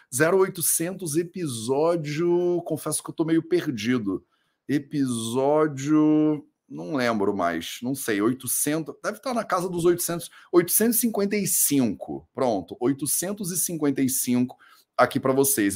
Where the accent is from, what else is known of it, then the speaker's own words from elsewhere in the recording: Rio de Janeiro, Brazil; eu sou carioca, né? Eu cresci no Rio de Janeiro